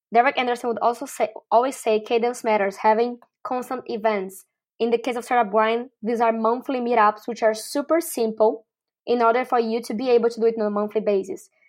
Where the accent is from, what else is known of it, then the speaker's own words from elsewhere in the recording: Brazil; moved away as an adult; also born or lived in Mauritius / Argentina / Chile / Uruguay; now in Malaysia; I'm originally from Brazil, and I first lived abroad when I went to Mauritius